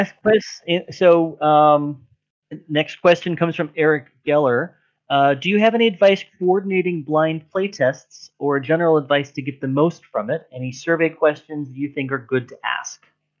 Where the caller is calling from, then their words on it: Warsaw, Masovian Voivodeship, Poland; I'm calling in from Warsaw, Poland